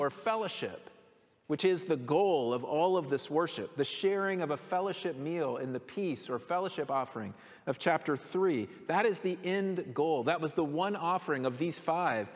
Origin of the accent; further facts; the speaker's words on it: Colorado, United States; growing up in Colorado